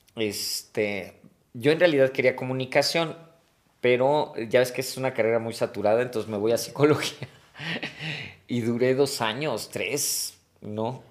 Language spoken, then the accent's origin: Spanish; Mexico City, Mexico; Yo nací en la Ciudad de México. Este, pero por trabajo de mi papá algún tiempo nos fuimos a vivir a provincia.